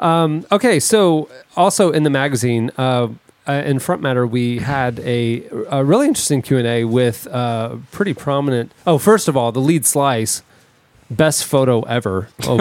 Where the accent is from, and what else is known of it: Orlando, Florida, United States; born or raised there